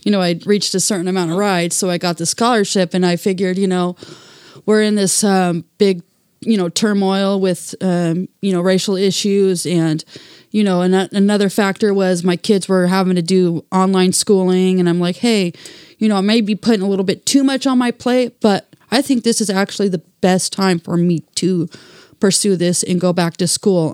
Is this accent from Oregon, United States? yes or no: yes; Portland, Oregon, United States; friends that I grew up here with in Saint John's